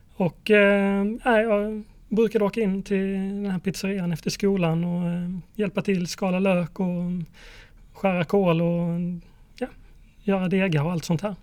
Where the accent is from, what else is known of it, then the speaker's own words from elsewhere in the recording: Mörrum, Blekinge, Sweden; Jag växte upp i Blekinge, i eh, en liten ort som heter Mörrum.